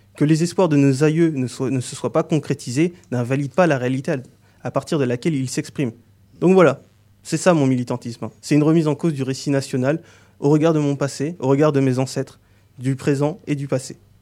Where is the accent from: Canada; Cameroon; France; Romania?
France; je suis né en France, mais je n'ai pas l'apparence que l'on associe à l'image du français de souche. De ce fait, j'ai grandi dans un contexte